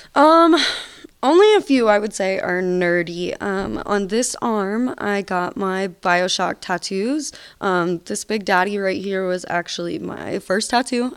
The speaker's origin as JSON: {"language": "English", "town": "Atlanta", "region": "Georgia", "country": "United States", "moved": "as an adult", "lives_now": "Nevada, United States", "said": "I'm from Atlanta, Georgia. I just moved out to Nevada last year"}